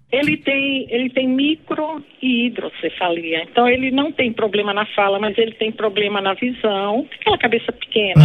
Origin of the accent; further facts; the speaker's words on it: Bahia, Brazil; now in São Paulo, Brazil; eu sou da Bahia, mas moro aqui em São Paulo